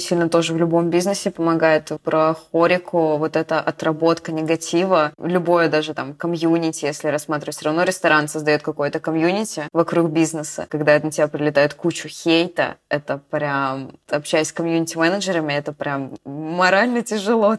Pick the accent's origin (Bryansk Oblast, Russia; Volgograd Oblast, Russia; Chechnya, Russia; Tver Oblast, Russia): Bryansk Oblast, Russia; Bryansk; now in Moscow, Russia; Я из Брянска